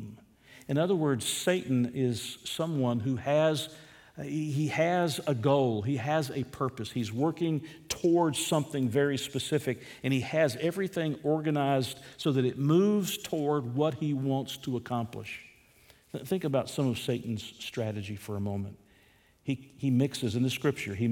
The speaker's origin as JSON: {"language": "English", "country": "United States", "said": "as American citizens"}